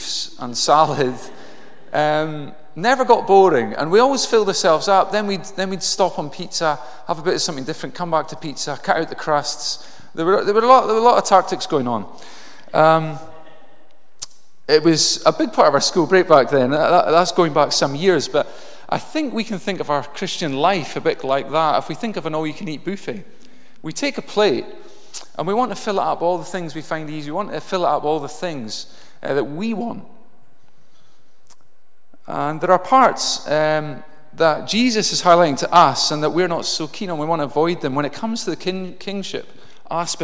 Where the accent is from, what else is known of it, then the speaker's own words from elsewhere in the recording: Inverness, Scotland, United Kingdom; I grew up in Inverness